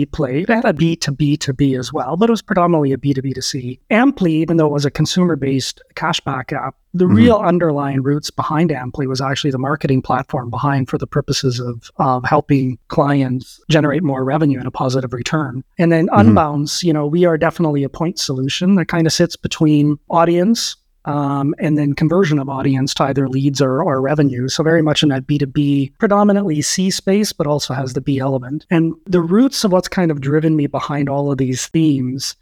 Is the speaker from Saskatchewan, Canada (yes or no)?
yes; Saskatoon, Saskatchewan, Canada; moved away; also born or lived in Calgary; farm boy, grew up on a farm in Saskatchewan. Parents moved us to Saskatoon in the early 80s.